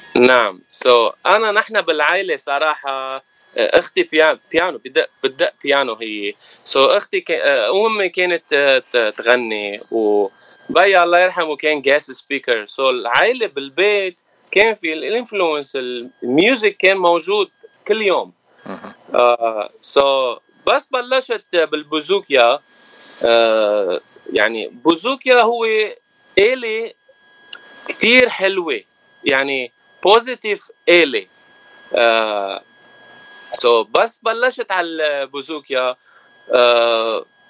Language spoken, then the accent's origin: Arabic; Lebanon; moved away as an adult; now in Los Angeles, United States; انا من لبنان لبناني ارمني